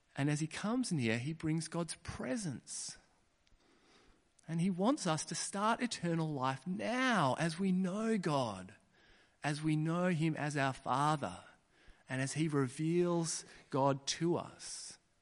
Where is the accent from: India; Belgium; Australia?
Australia; Kununurra, Western Australia; I was born in Kununurra